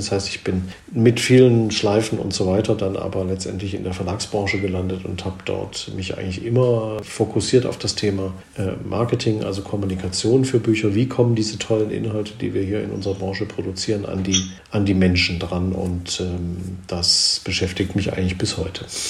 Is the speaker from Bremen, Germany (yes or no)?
no; Swabia, Baden-Württemberg, Germany; wie man im Schwabenland so sagt, wo ich herkomme